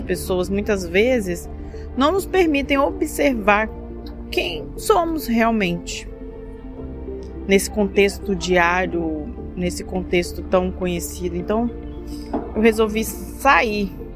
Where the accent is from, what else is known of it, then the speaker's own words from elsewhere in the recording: Espírito Santo, Brazil; eu sou do Espírito Santo